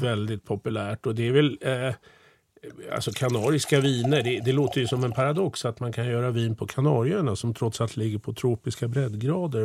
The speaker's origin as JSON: {"language": "Swedish", "country": "Sweden", "tie": "born or raised there", "said": "Jag är ju född och uppvuxen i Sverige"}